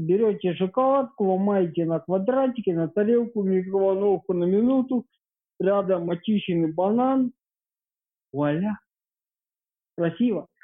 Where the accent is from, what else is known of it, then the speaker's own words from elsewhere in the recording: Ukraine; По паспорту я украинец.